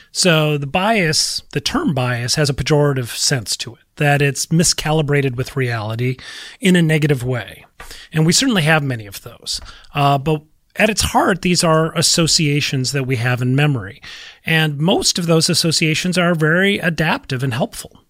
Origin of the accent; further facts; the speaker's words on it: Minnesota, United States; I'm from Minnesota